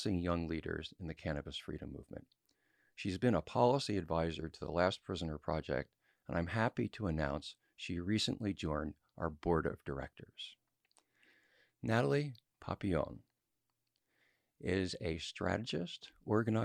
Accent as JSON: {"language": "English", "region": "California", "country": "United States", "tie": "born or raised there", "said": "My home state of California"}